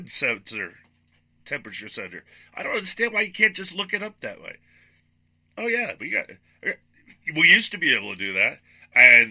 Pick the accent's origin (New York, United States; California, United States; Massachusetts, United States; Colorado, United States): New York, United States; Long Island; moved away; I grew up in Long Island, New York